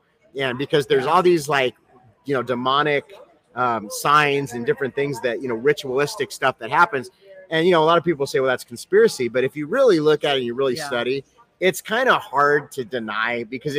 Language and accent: English; Los Angeles, California, United States; also born or lived in Ohio; I was born in Ohio. And then we moved out to Los Angeles and like about 8 years old. And from 8 to 16, I was in Hollywood.